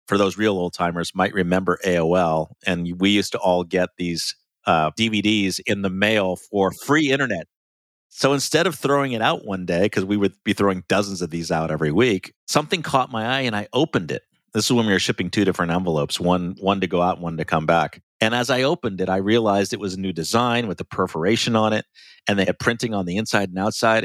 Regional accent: Ohio, United States; I grew up in Ohio, um, and so small town Ohio

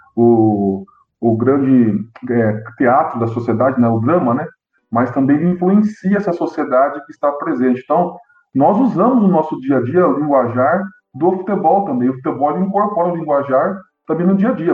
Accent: Bauru, São Paulo, Brazil; eu sou de Bauru, no interior do estado de São Paulo.

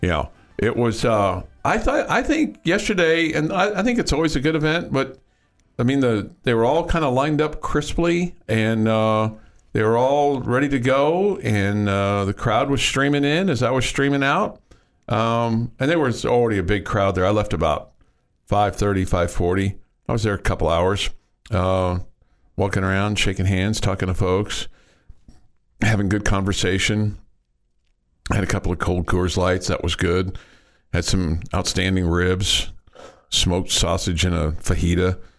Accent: Kansas City, United States; moved away as an adult; now in Lubbock, United States; growing up in Kansas City, we had a morning and an evening paper

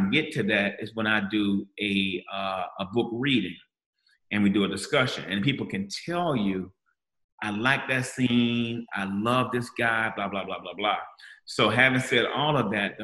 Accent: Gainesville, Florida, United States; I'm from Gainesville, Florida

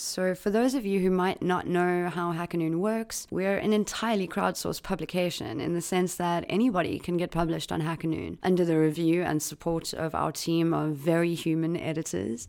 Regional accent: South Africa; my home country of South Africa

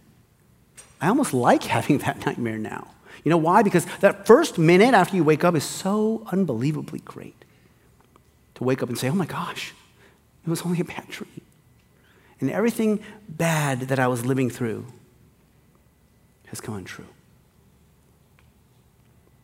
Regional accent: Hawaii, United States; I grew up in Hawaii

